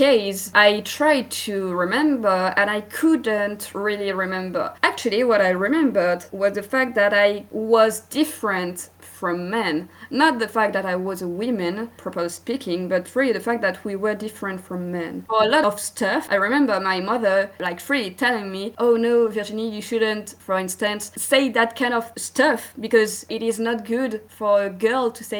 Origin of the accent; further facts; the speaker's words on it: France; accent: French; English is a second language; I'm from France. You may hear it by my accent